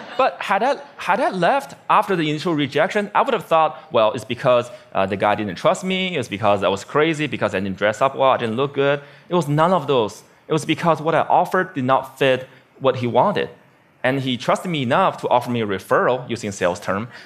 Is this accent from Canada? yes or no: no; Beijing, China; my hometown, Beijing, China